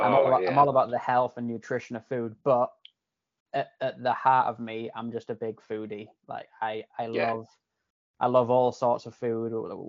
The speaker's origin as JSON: {"language": "English", "region": "Yorkshire and the Humber", "country": "United Kingdom", "accent": "Yorkshire / Canadian hybrid", "moved": "yes", "lives_now": "Canada", "said": "a lot of people tell me my accent's kind of like a hybrid now of like Yorkshire / Canadian."}